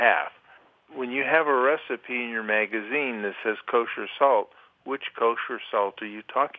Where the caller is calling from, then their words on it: Twinsburg, Ohio, United States; from Twinsburg, Ohio.